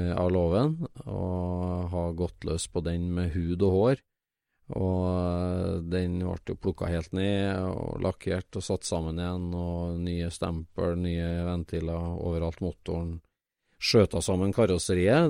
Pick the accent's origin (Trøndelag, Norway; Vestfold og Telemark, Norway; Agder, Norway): Trøndelag, Norway; for meg som trønder